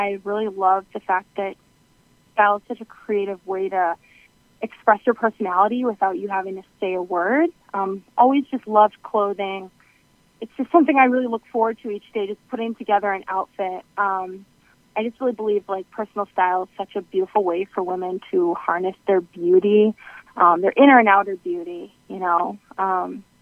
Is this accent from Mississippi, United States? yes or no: no; South Shore of Boston, Massachusetts, United States; I'm from the South Shore of Boston